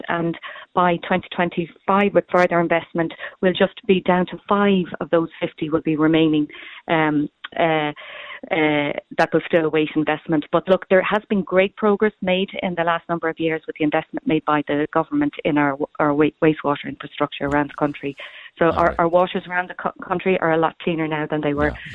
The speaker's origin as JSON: {"language": "English", "town": "Cork", "region": "Munster", "country": "Ireland", "said": "I'm from Cork myself"}